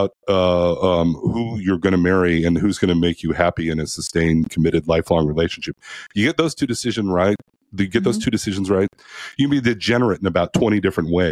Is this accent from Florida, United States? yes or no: no; Oregon, United States; I'm from Oregon